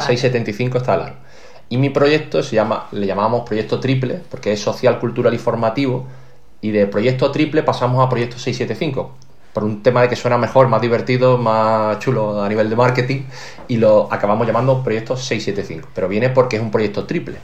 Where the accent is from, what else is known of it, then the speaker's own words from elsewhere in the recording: Málaga, Andalusia, Spain; yo soy un tío de Málaga que ha jugado muchos años en Málaga, rodeado de familia